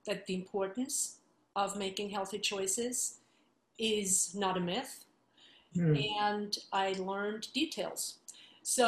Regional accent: Vienna, Austria; moved away as an adult; I am from Vienna, Austria, and grew up there through grad school

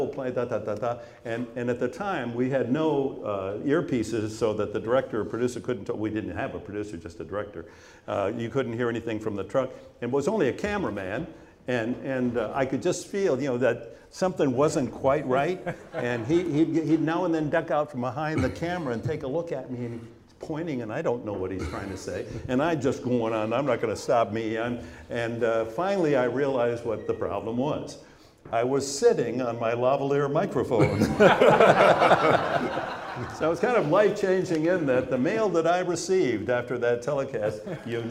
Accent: Michigan, United States; moved away; also born or lived in Indiana; I grew up on a farm in Michigan

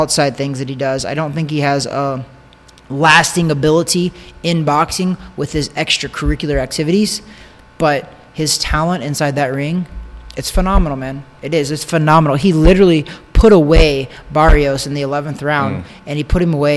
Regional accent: Osborn, Missouri, United States; now in Orlando, United States; I grew up in Osborne, Missouri

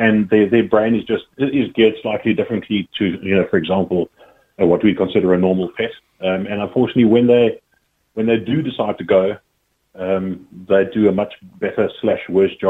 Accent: Cape Town, Western Cape, South Africa; now in Ireland; I grew up in Cape Town. That's where I'm from.

